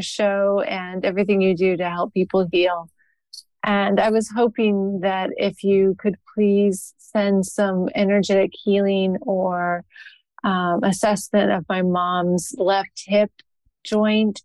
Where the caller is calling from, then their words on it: Mishawaka, Indiana, United States; I'm calling from Mishawaka, Indiana